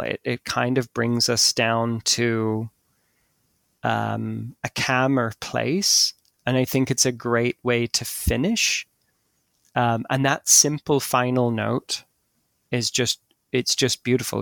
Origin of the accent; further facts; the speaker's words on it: Ireland; when I was growing up in Ireland